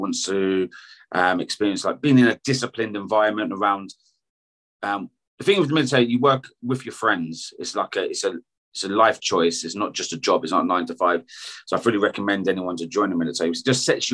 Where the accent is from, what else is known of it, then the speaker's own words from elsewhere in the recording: United Kingdom; I'm British.